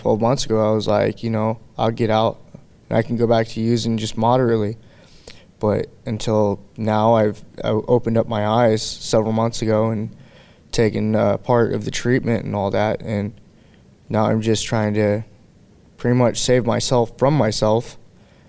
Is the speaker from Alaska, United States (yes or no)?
yes; Anchorage, Alaska, United States; I'm from Anchorage, Alaska